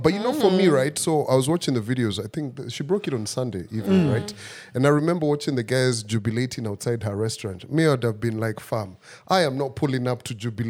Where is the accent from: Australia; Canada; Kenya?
Kenya; Central Province; I'm from Central.